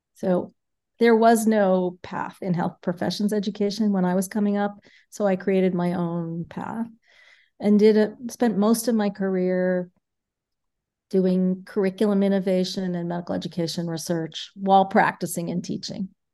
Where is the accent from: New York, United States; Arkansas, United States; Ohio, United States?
New York, United States; New York City; moved away as an adult; now in Milwaukee, United States; I grew up in New York City, um, I went to public schools in New York City